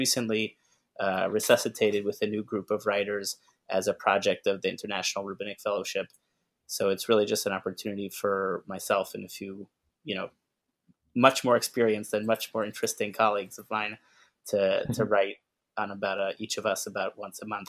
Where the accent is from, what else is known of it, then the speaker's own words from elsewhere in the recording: Bethesda, Maryland, United States; also born or lived in Riverdale, Bronx, New York; now in New York, United States; I grew up in Bethesda, Maryland